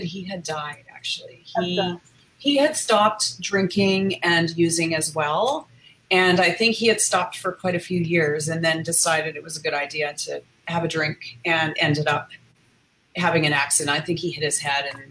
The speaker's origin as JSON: {"language": "English", "country": "Canada", "also_born_or_lived": "United States", "moved": "yes", "said": "I was in the US, I'm from Canada."}